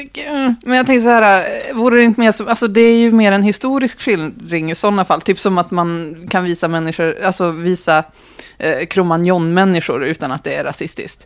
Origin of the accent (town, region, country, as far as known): Norrland, Sweden